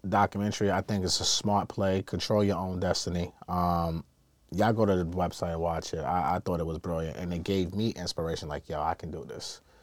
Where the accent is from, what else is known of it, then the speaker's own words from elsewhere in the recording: New York City, New York, United States; I grew up in Brooklyn